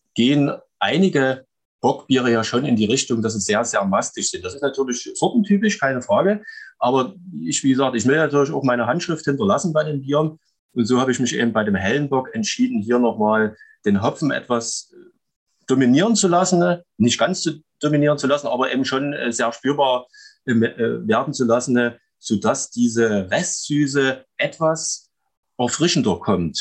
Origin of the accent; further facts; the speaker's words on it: Chemnitz, Saxony, Germany; also born or lived in Klaußnitz; komme aus Chemnitz, beziehungsweise genau genommen aus Klausnitz bei Chemnitz. Äh, geboren bin ich in Karl-Marx-Stadt